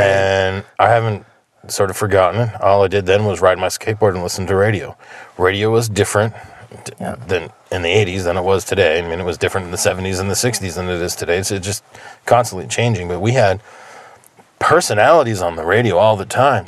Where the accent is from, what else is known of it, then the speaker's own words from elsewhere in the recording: New Jersey, United States; also born or lived in Death Valley; now in Pioneer Valley, Massachusetts, United States; I am originally from New Jersey